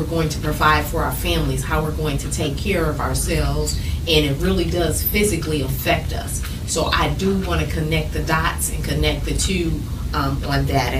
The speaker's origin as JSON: {"language": "English", "town": "St. Louis", "region": "Missouri", "country": "United States", "said": "I'm from St. Louis"}